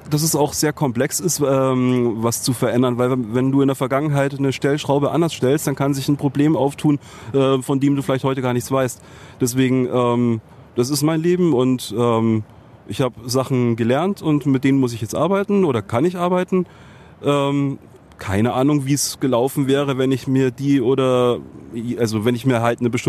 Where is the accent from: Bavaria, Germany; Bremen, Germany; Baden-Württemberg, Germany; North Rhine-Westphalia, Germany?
Bavaria, Germany; Munich; born there; In München, ja.